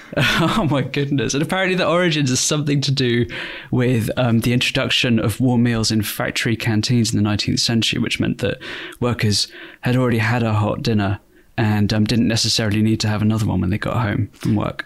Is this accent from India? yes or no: no; Bristol, South West England, United Kingdom; my hometown, Bristol